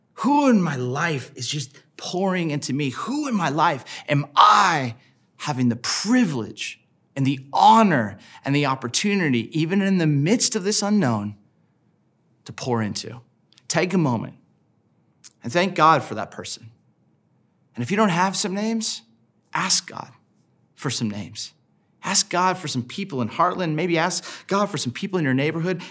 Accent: Southern California, United States; I grew up in Southern California

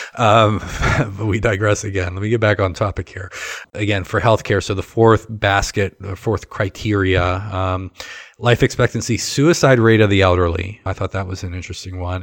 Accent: Western Pennsylvania, United States; moved away as an adult; now in Ohio, United States; growing up in Western Pennsylvania, certainly we had Penn State

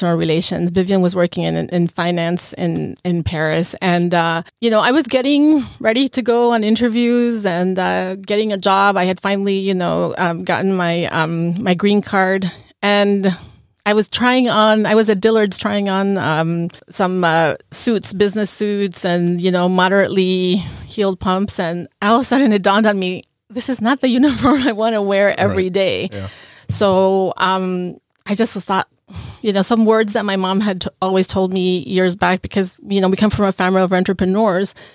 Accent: La Paz, Bolivia; moved away as an adult; now in Norfolk, United States; We're originally from La Paz, Bolivia.

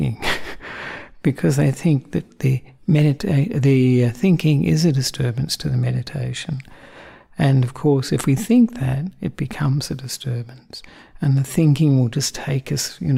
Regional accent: Australia; also born or lived in Sri Lanka; I'm the Australian monk who ordained with Ajahn Brahm about 23 years ago

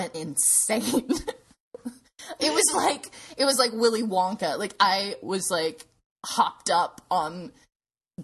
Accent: Clarksville, Tennessee, United States; where I grew up in Clarksville, Tennessee.

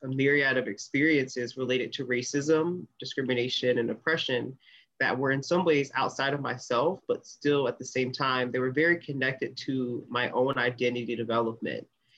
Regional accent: North Carolina, United States; now in DMV area, United States; I'm originally from North Carolina, I'm currently based in the DMV area

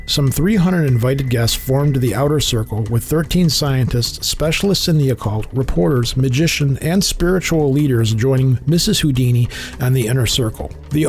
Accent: Detroit, Michigan, United States; I'm from the Detroit area.

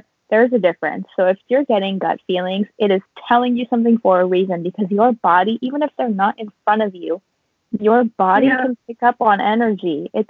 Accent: United States; being three American girls, regardless of what our ethnicities are, no matter how much we tried to blend in, we were just going to stand out anyway.

